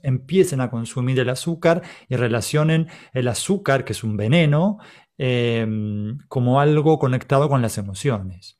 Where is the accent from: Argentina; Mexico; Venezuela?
Argentina; Somos argentinos